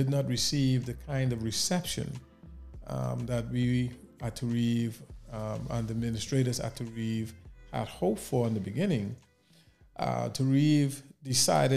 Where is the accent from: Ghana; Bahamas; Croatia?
Bahamas; Nassau, New Providence; growing up in the Bahamas, in Nassau in particular, in the capital, as a young man